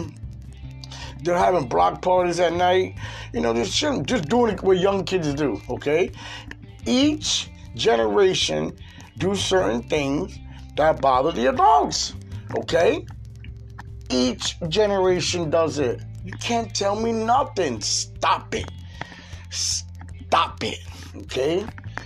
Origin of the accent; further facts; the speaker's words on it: Florida, United States; moved away as an adult; now in Pennsylvania, United States; I was raised in Florida since I was 10 years old. I reside in PA right now